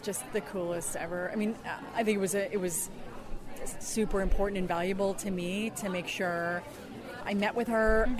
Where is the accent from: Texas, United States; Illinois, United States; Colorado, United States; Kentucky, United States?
Colorado, United States; now in California, United States; I'm originally from Colorado